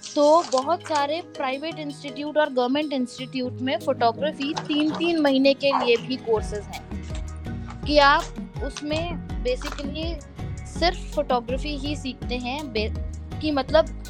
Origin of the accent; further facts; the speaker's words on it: Noida, Uttar Pradesh, India; मैं नोएडा से हूँ तो जामिया में पढ़ना ज़्यादा बेटर लगा क्योंकि घर के पास है